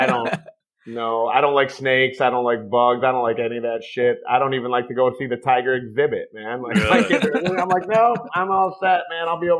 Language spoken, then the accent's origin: English; Detroit, Michigan, United States; moved away; also born or lived in Florida Keys; I'm from Detroit. We don't have nothing.